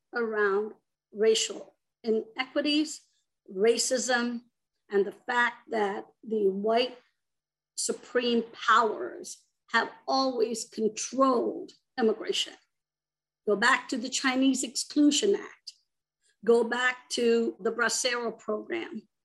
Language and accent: English; India; moved away as an adult; also born or lived in Arizona; now in United States; I myself am an immigrant. I grew up in India and came to the United States when I was about 18